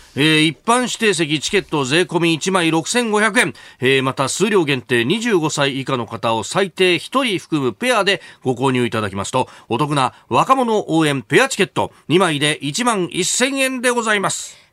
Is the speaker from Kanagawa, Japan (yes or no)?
yes; Yokohama, Kanagawa, Japan; この横浜のイベント、私の故郷に錦を飾れるように